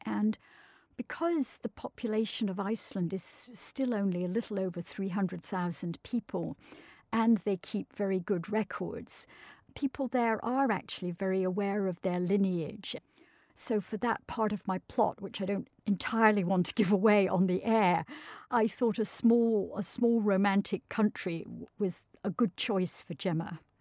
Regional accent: Scottish countryside, Scotland, United Kingdom; as a child growing up in the Scottish countryside

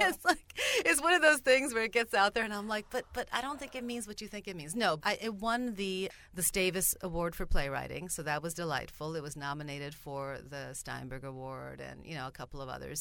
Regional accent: Stockholm, Stockholm County, Sweden; first language Bulgarian; English is a second language; moved away as an adult; also born or lived in Saint Paul, Minnesota, United States; now in Minnesota, United States; when they married, they moved to Sweden, which is where I grew up. So I'm Swedish nationality, and I grew up in Stockholm

